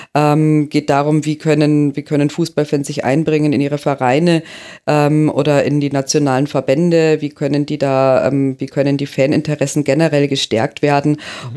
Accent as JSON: {"language": "German", "country": "Germany", "said": "bei uns in Deutschland"}